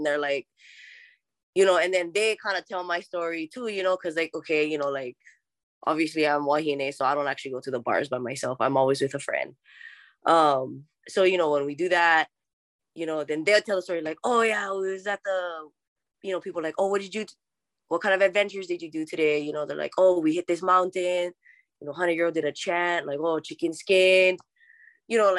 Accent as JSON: {"language": "English", "town": "Hakipuʻu", "region": "Hawaii", "country": "United States", "tie": "born or raised there", "also_born_or_lived": "Idaho / Moab, Utah", "accent": "Hawaiian", "moved": "as an adult", "said": "I'm not just from Hawaii"}